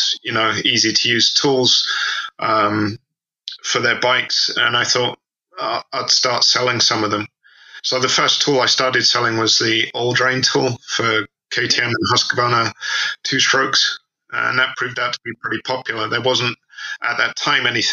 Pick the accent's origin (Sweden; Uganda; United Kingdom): United Kingdom; England; moved away as an adult; now in Japan; I grew up in England and studied there.